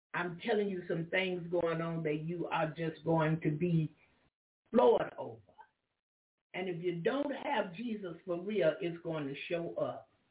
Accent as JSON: {"language": "English", "region": "the South", "country": "United States", "said": "I'm from the South"}